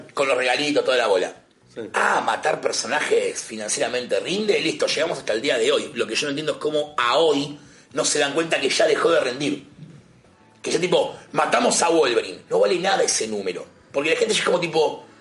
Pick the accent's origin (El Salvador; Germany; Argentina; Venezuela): Argentina; Buenos Aires; tengo la suerte de ser de capital.